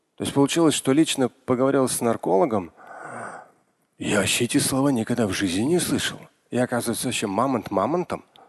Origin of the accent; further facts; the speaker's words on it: Moscow, Russia; я родился в Москве, это были тоже опасные восьмидесятые, когда я учился в школе